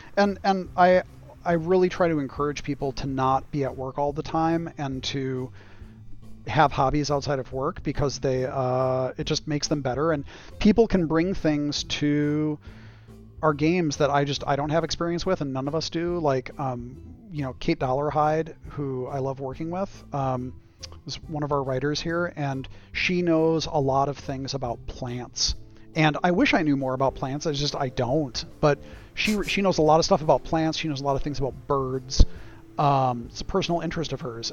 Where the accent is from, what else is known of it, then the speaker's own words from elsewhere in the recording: United States; as an American living in America